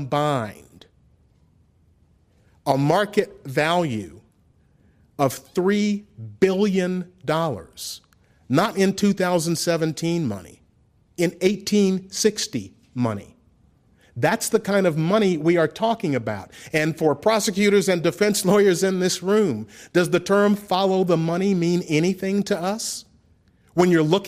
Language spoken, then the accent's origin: English; Memphis, Tennessee, United States; I grew up in Memphis, and that was like my childhood